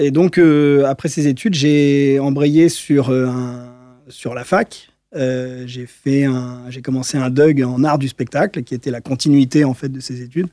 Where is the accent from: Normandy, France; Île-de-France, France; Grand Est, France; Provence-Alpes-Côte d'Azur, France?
Île-de-France, France; Paris; J'ai grandi à Paris, je suis né à Paris.